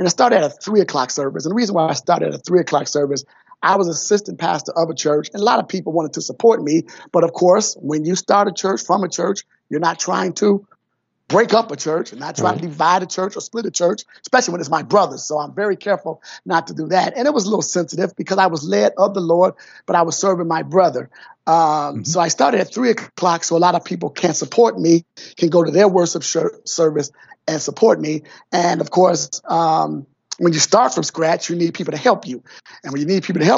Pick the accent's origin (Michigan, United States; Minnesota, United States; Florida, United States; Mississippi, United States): Michigan, United States; Detroit; also born or lived in Atlanta, Georgia; I'm from Detroit, and I grew up in Detroit, went to public schools here in Detroit